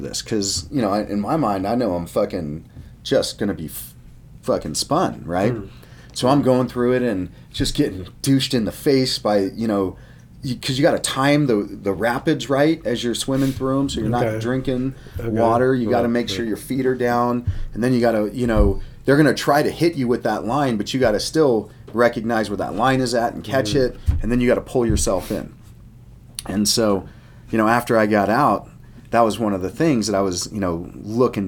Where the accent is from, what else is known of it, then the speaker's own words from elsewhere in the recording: Colorado, United States; I grew up here in Colorado, and so there wasn't a lot of water